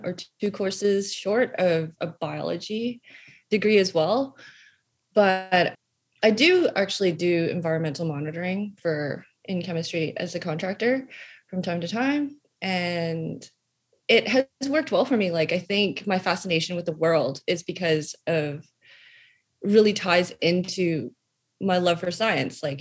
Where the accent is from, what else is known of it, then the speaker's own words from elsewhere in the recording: Calgary, Alberta, Canada; I was born in Calgary, Alberta